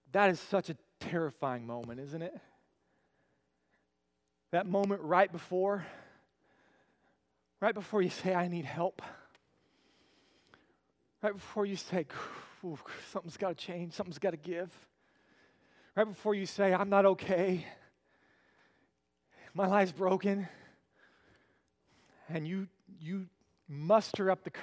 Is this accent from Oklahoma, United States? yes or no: yes; Oklahoma, United States; I grew up in Oklahoma